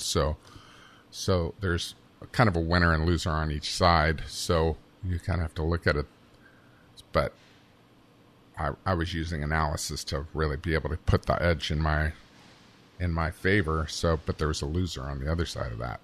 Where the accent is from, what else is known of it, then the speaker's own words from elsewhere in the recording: Bristol, Virginia, United States; moved away; I'm from Bristol, Virginia, which is on the border with Tennessee